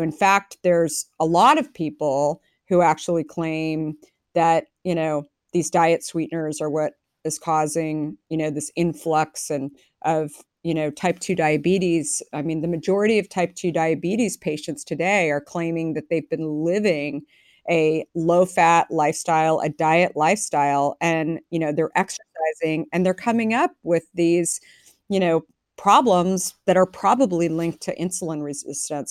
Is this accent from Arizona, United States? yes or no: yes; Arizona, United States; now in San Francisco, United States; I grew up in Arizona